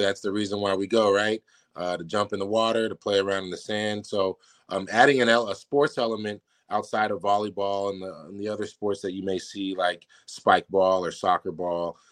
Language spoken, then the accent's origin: English; San Francisco area, California, United States; moved away as an adult; now in Newport, United States; getting to go home for a couple years in my hometown and home state and playing in San Francisco